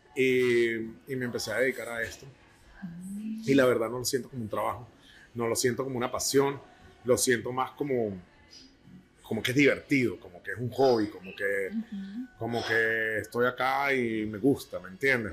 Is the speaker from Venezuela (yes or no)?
yes; San Cristóbal, Táchira, Venezuela; moved away; Yo soy de San Cristóbal